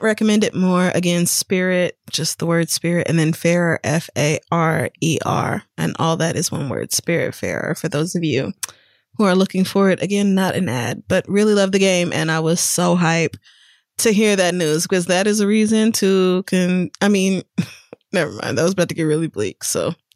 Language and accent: English; Oklahoma, United States; also born or lived in Louisiana; I was born in Louisiana and I grew up in Oklahoma